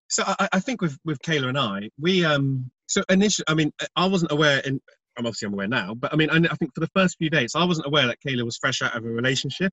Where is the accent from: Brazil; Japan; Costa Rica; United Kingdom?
United Kingdom; being British